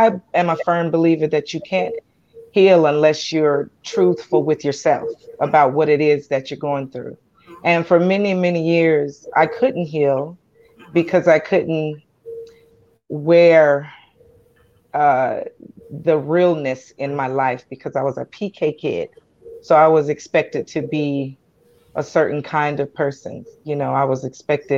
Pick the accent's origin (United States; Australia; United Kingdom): United States; Columbus, Georgia; also born or lived in Anchorage, Alaska; now in Tucson, United States; I hail from Columbus, Georgia, born and raised in Georgia